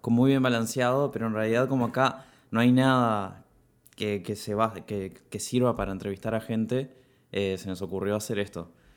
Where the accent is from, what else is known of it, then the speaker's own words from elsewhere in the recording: Piriápolis, Maldonado, Uruguay; moved away as an adult; now in Montevideo, Uruguay; crecí en Piriápolis